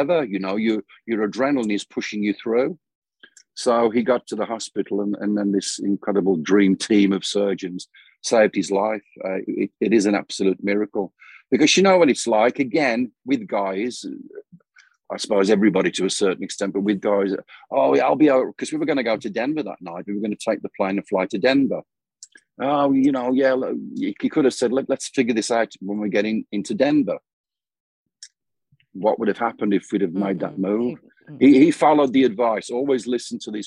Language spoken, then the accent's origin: English; United Kingdom; born or raised there; moved away as an adult; now in Phoenix, United States